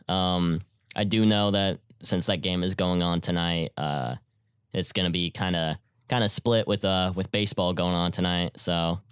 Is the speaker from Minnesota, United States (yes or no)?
no; Houston, Texas, United States; I'm from Houston